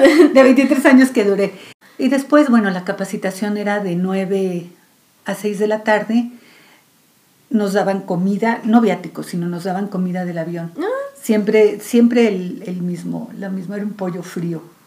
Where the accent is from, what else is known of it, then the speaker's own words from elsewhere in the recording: Mexico City, Mexico; yo nací aquí en Ciudad de México